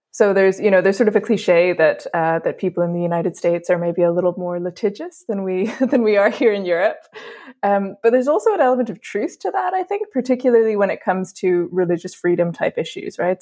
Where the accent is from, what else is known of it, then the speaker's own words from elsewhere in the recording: Dublin, Leinster, Ireland; moved away; also born or lived in England; I'm from Ireland, uh, where the majority of schools are actually connected to, to the Catholic Church